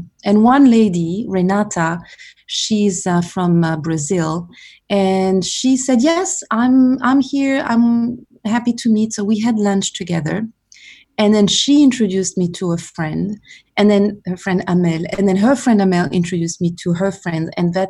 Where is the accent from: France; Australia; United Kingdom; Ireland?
France; first language French; English is a second language; moved away as an adult; also born or lived in Saudi Arabia / Paris / Seoul / Hong Kong; now in New York, United States